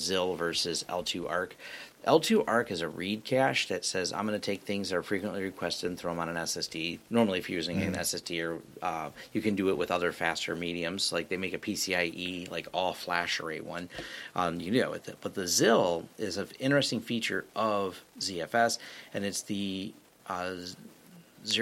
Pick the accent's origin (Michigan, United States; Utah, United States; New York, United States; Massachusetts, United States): Michigan, United States; Detroit area; we collectively like to say we're from Detroit. We're from the 313